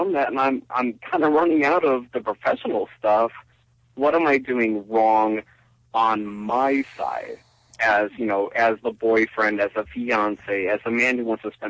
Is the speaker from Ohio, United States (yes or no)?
yes; Cleveland, Ohio, United States; now in Boise, United States; I come from Cleveland, Ohio